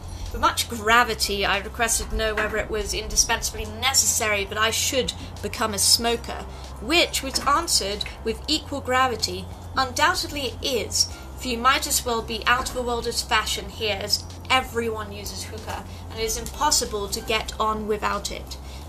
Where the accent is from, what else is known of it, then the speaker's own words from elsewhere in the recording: United Kingdom; you know, I'm British